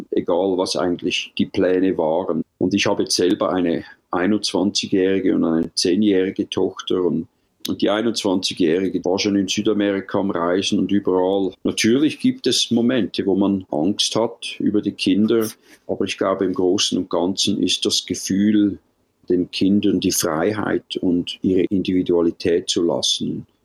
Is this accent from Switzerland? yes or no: yes; Switzerland; moved away as an adult; ich bin so ungezähmt wie meine Lieblingstiere, die Bären. Aufgewachsen bin ich in der Schweiz. Die Natur war immer mein bester Freund.